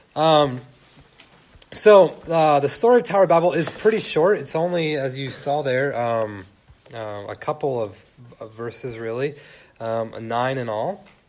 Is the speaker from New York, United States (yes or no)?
no; California, United States; growing up in California